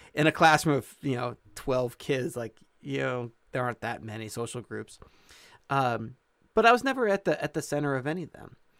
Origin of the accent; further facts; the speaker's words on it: Illinois, United States; when we moved to where I did most of my growing up in Michael, Illinois, um, I was, uh, mm, five, six, seven years old